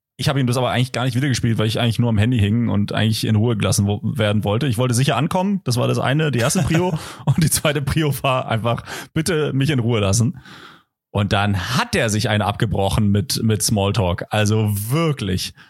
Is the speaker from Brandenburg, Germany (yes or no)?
yes; Potsdam, Brandenburg, Germany; also born or lived in Kreuzlingen, Switzerland / Konstanz, Germany; now in Kreuzlingen/Konstanz; also ich komme ja da aus der Ecke, ich bin ja in Potsdam äh, geboren